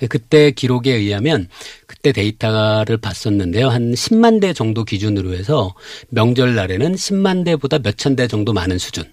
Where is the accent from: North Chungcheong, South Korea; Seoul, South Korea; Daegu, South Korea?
North Chungcheong, South Korea; Cheongju; moved away; 제 원래 고향은 청주인데요